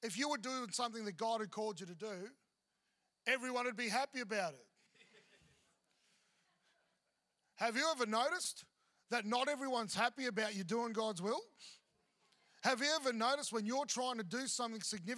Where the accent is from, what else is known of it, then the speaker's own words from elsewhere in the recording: Melbourne, Victoria, Australia; moved away; also born or lived in Mackay / Brisbane; I'm from Melbourne.